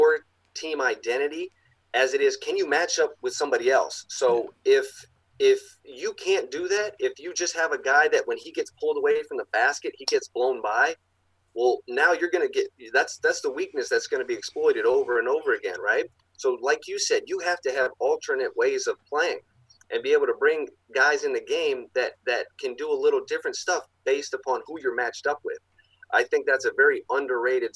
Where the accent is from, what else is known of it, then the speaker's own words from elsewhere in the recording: North Carolina, United States; I'm from North Carolina.